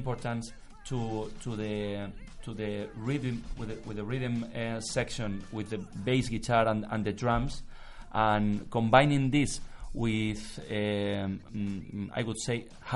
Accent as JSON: {"language": "English", "town": "Elche", "region": "Valencian Community", "country": "Spain", "tie": "born or raised there", "also_born_or_lived": "New York", "second_language": "English", "said": "I grew up in Elche"}